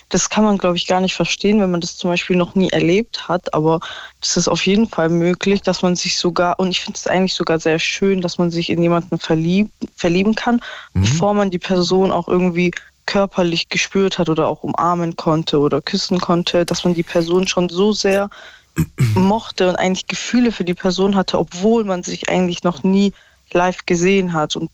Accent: Stuttgart, Baden-Württemberg, Germany; also ich komme ja aus Stuttgart und er aus Berlin.

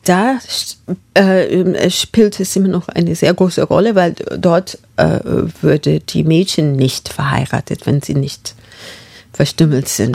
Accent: Marlal, northern Kenya, Kenya; German is a second language; moved away; Ich bin in Marlal aufgewachsen. Und das ist ein Dorf in Nordkenia.

